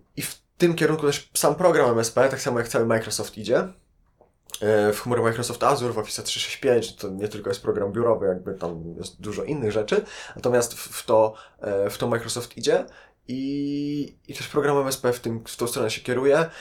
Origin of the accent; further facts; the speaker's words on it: Lublin, Lublin Voivodeship, Poland; moved away as an adult; now in Warsaw, Poland; Ja generalnie nie jestem z Warszawy, jestem z Lublina.